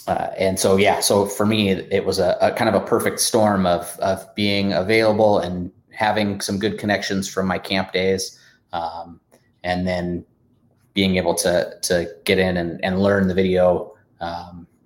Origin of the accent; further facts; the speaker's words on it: Portland, Oregon, United States; I grew up in Portland, Oregon